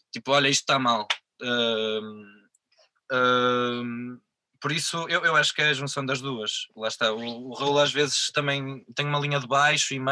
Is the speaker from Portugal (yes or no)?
yes; Vila Real, Vila Real District, Portugal; also born or lived in Porto; Eu nasci no Porto e vivi aos, até aos 9 anos aqui perto, mas não, não sou do Porto, sou, sou de Vila Real.